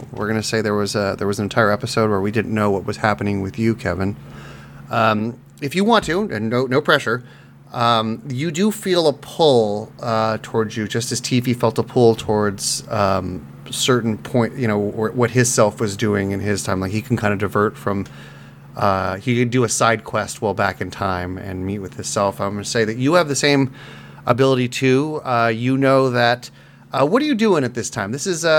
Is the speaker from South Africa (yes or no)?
yes; South Africa; I can't do a South African. I'm South African.